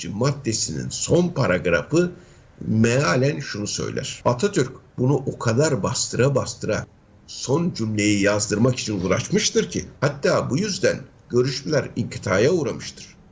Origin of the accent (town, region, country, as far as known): Turkey